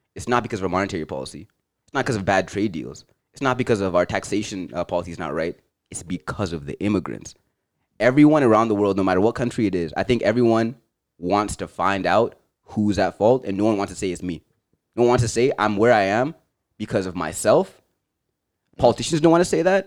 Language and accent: English; Zimbabwe; now in Canada; where I'm from, I'd be like, I'm Zimbabwean.